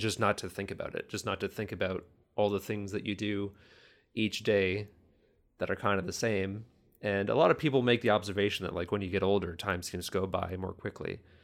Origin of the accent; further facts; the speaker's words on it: Kitchener, Ontario, Canada; also born or lived in Toronto, Ontario; now in New Hamburg, Canada; moved to Kitchener, Ontario at a very young age. so young that I, I don't remember. So essentially the, my whole life in Kitchener